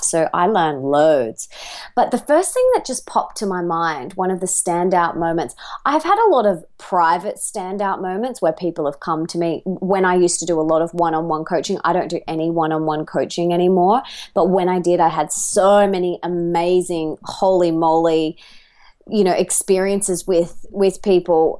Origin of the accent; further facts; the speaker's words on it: Australia; accent: Australian; I am an Aussie